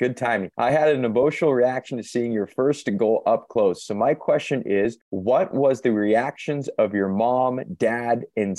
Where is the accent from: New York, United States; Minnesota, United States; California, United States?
California, United States; San Jose; I live in Southern California, but I was born and raised in San Jose.